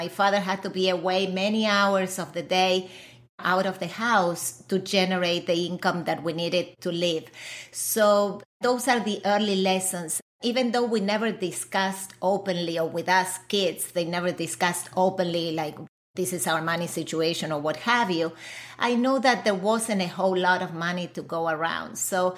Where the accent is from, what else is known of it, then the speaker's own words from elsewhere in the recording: Argentina; moved away; I was born and raised in Argentina.